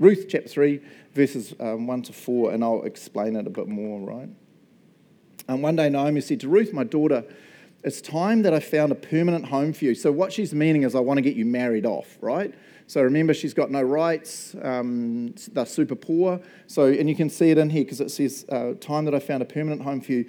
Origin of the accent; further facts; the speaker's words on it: Matamata, Waikato, New Zealand; moved away as an adult; also born or lived in Chicago; We were New Zealand. I grew up in Matamata.